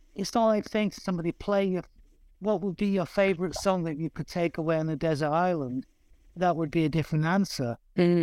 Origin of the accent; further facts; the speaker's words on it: Manchester, North West England, United Kingdom; growing up in East Manchester